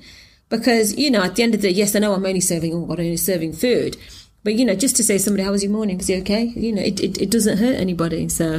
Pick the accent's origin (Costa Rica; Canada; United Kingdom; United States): United Kingdom; England; Again, you know, as I was from England, it's, you know, the language is the same, the pound is the same, and all it is just a little bit of water between me and sort of England.